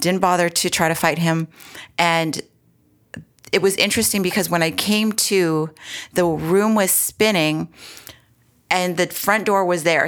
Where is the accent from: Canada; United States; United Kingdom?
Canada; Edmonton, Alberta; moved away as an adult; also born or lived in Toronto, Ontario; now in Ontario, Canada; I was born and raised in Edmonton, Alberta, and prairie girl here.